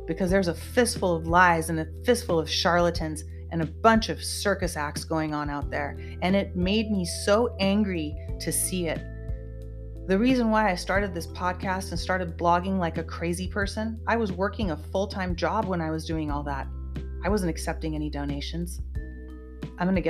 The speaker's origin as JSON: {"language": "English", "country": "United States", "tie": "born or raised there", "said": "I am an American and I bleed red, white, and blue, and I was born and raised in this country"}